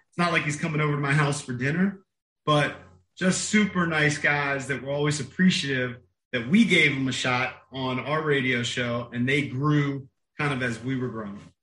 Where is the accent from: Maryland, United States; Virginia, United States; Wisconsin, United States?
Maryland, United States; Bowie; which is where I grew up, my hometown of Bowie